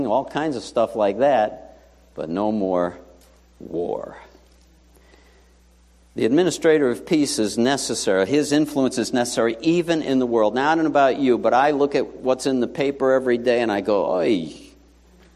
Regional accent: New York City, New York, United States; I grew up in New York City, PS 79 in Whitestone, best school ever

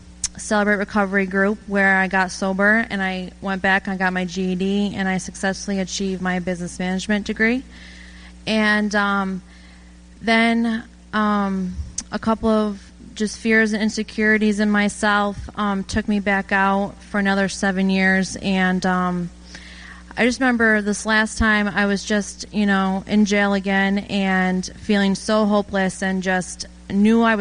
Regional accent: Turin, New York, United States; I'm from Turin, New York, and I have two brothers and a sister

